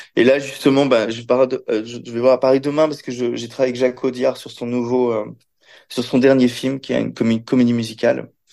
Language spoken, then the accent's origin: French; Belgium; j'ai grandi dans, j'ai grandi en Belgique